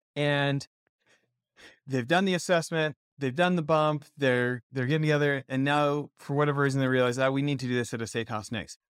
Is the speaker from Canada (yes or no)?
yes; Canada; now in United States; I, American citizen, born in Canada